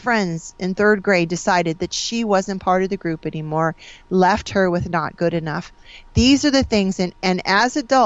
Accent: Springfield, Illinois, United States; So I grew up in Springfield, Illinois. I'm a Midwest girl.

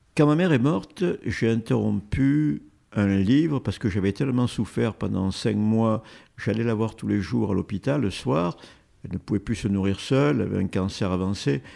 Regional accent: Marseille, Provence-Alpes-Côte d'Azur, France; mon enfance à Marseille

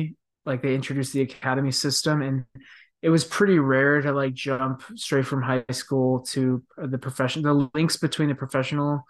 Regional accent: Dallas, Texas, United States; I grew up in Texas, which is Dallas, Texas

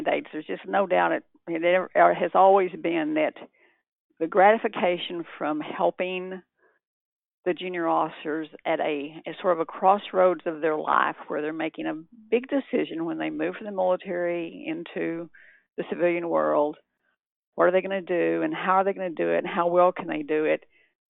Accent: Texas, United States; moved away; also born or lived in California; I'm originally from Texas

